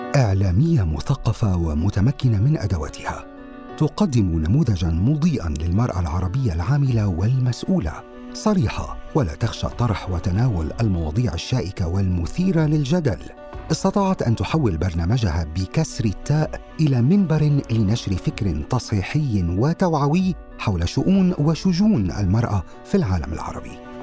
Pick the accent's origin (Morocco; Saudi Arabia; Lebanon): Lebanon; Tripoli, North Governorate; نحن اثنين من لبنان طرابلس